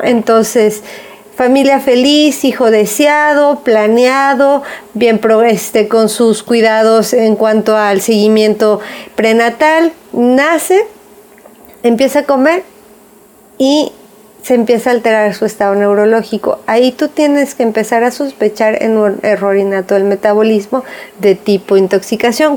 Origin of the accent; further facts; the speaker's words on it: Jalisco, Mexico; nosotras somos de aquí de Jalisco